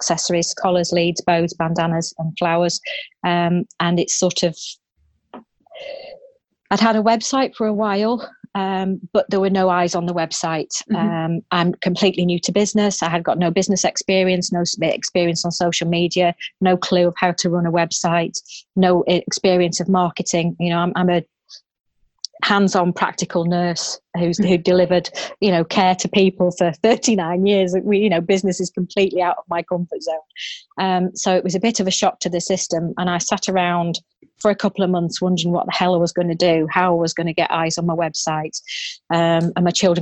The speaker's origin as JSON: {"language": "English", "town": "Manchester", "region": "North West England", "country": "United Kingdom", "moved": "as an adult", "lives_now": "Staffordshire, United Kingdom", "said": "I'm originally from Manchester, but I've been based in the heart of rural Staffordshire for the last 28 years."}